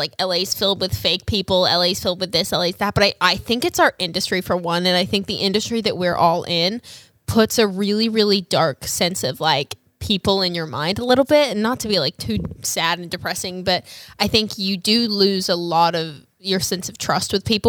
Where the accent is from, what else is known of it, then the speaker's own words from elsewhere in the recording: Australia; moved away; I haven't been home in like, I'm originally from Australia.